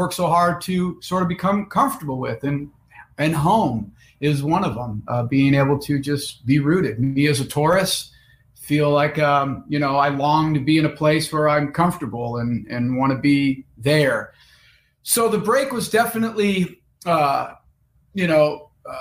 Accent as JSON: {"language": "English", "town": "Lake Tahoe", "region": "California", "country": "United States", "tie": "born or raised there", "also_born_or_lived": "Los Angeles / Seattle", "moved": "as an adult", "said": "I grew up in Lake Tahoe, California"}